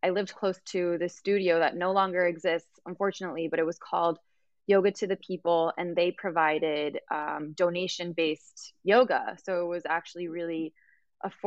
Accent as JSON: {"language": "English", "region": "Mexico City", "country": "Mexico", "tie": "born or raised there", "also_born_or_lived": "United States", "said": "I was born in Mexico, but we always spoke in Spanish at home. It was really, it was more of the culture shock, even though I grew up in a Mexican household. It's very different when you're actually living in Mexico"}